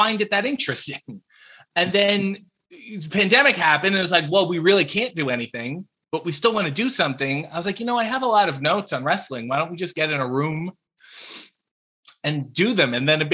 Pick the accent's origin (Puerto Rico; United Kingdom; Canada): Canada; born or raised there